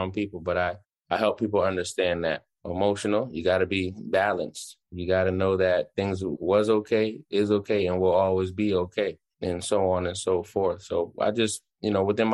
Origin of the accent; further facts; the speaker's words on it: Jamaica; I'm a Jamaican.